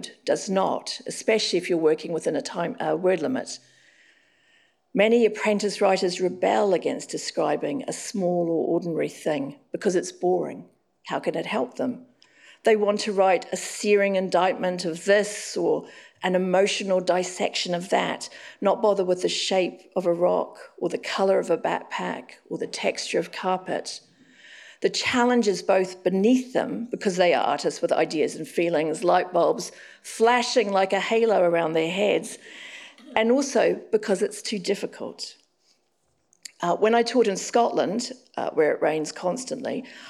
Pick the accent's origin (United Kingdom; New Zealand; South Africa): New Zealand; Auckland; moved away; Now I'm living back in Auckland, my hometown.